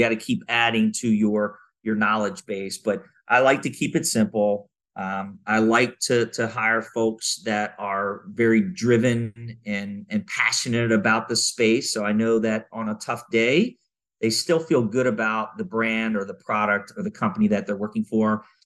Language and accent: English; Maryland, United States; now in Southern California, United States; I grew up in Maryland